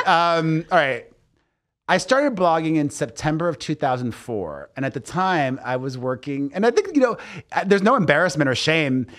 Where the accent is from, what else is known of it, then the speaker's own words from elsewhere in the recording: Miami, Florida, United States; growing up in Miami